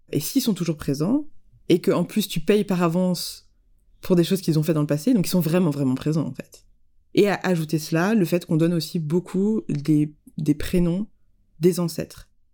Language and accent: French; France; je suis née en France